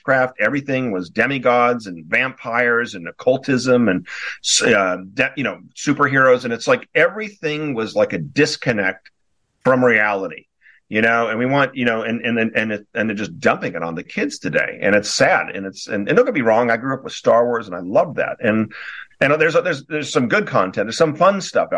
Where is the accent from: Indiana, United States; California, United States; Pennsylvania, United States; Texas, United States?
California, United States; Newport Beach; moved away; also born or lived in Wellesley, Massachusetts; I'm originally from Newport Beach, California. I was back east, Wellesley, Massachusetts, for 16 years